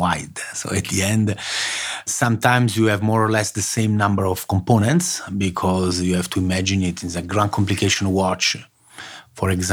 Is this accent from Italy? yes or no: yes; Rome, Lazio, Italy; moved away as an adult; also born or lived in Naples, Italy / Turin, Italy; now in Switzerland; I was born in Naples and I grew up in Rome.